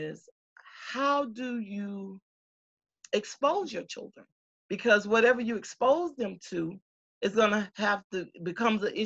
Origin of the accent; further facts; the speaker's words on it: Moultrie, Georgia, United States; moved away as an adult; also born or lived in Africa; growing up in Moultrie